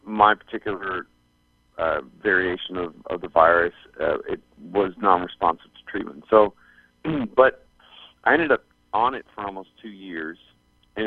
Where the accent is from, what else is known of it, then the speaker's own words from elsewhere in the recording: Canada; moved away as an adult; now in Arizona, United States; growing up in Canada